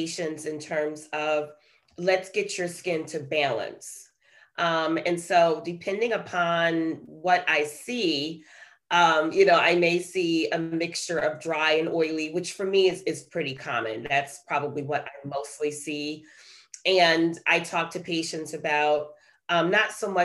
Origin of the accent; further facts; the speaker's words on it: New York City, New York, United States; moved away as an adult; also born or lived in Detroit, Michigan; now in Perrysburg, United States; I was born and raised in Brooklyn, New York. And I lived there until I left after college and headed to Ohio for medical school